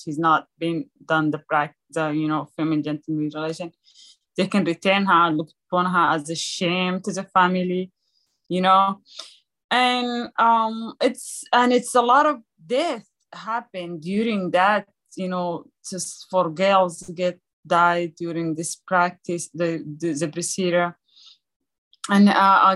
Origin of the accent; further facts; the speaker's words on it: Sudan; moved away; being born in a refugee camp in Sudan, beautiful country in Africa.